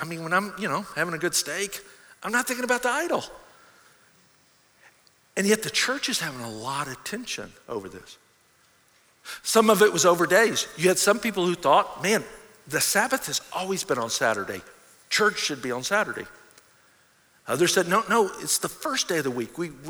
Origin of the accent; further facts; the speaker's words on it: the South, United States; Now, I grew up in the South, especially, and was really exposed to fundamental churches.